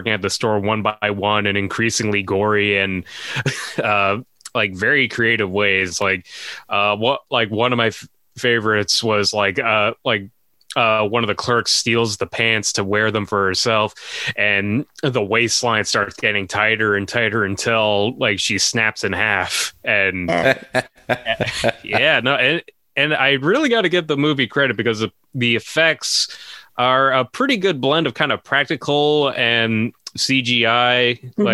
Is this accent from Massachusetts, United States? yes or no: yes; Brookline, Massachusetts, United States; I grew up in Brookline, which is Kennedy country and where Conan's from.